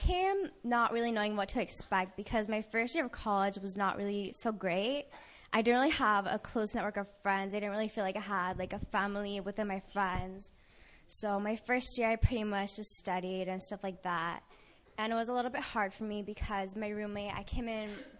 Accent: California, United States; I'm from California

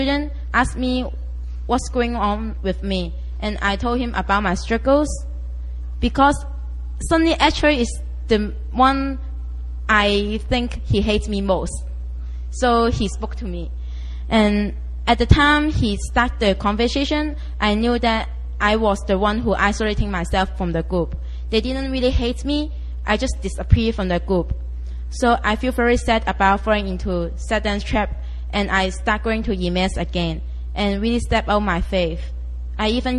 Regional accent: Hong Kong; I'm from Hong Kong

